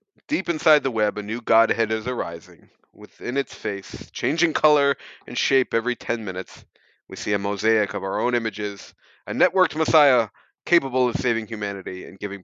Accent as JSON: {"language": "English", "country": "United States", "said": "As an American"}